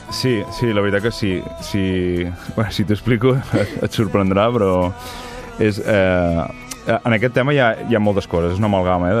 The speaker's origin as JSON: {"language": "Catalan", "town": "Figueres", "region": "Catalonia", "country": "Spain", "also_born_or_lived": "Girona", "moved": "as an adult", "lives_now": "Caçà de la Selva, Spain", "said": "visc a Caçà de la Selva i sóc de Figueres"}